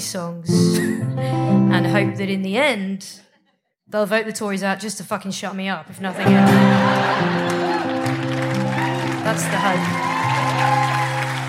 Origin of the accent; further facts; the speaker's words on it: United Kingdom; I'm from Britain.